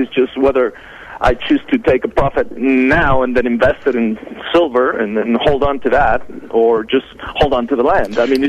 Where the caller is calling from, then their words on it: El Paso, Texas, United States; I'm calling from El Paso, Texas.